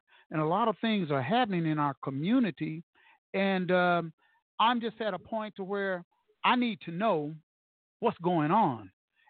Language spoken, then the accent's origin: English; Tulsa, Oklahoma, United States; moved away; Being born and raised in Tulsa and leaving here, and I've been back here